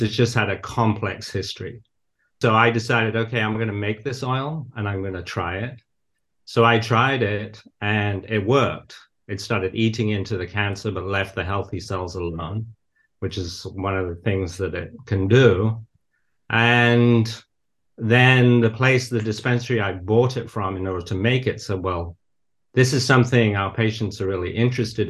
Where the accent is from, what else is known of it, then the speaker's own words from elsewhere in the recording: the north of England, United Kingdom; moved away as an adult; now in United States; But I did grow up in nature. So I was always surrounded by nature, really. So I grew up in the north of England.